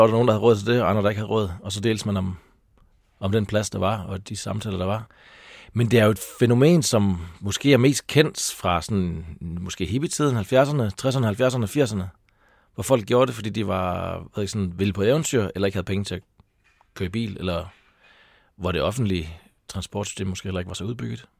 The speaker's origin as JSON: {"language": "Danish", "area": "Taulov, between Kolding and Fredericia", "region": "Southern Denmark", "country": "Denmark", "also_born_or_lived": "North Jutland / Copenhagen / Aarhus", "moved": "yes", "lives_now": "Sorø, Denmark", "said": "Men jeg er fra Tavler mellem Kolding og Fredericia"}